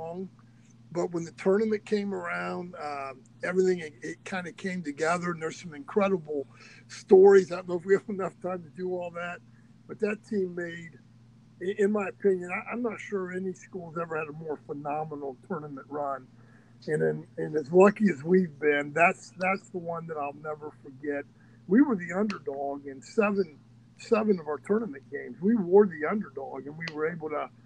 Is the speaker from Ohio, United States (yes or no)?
yes; Troy, Ohio, United States; I'm from Troy. Castown's just right outside of Troy